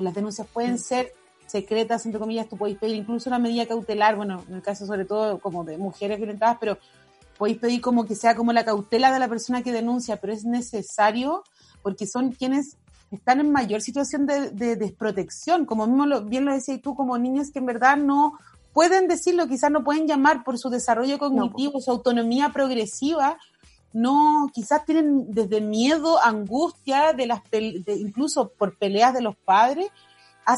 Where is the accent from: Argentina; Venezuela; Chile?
Chile; como sociedad chilena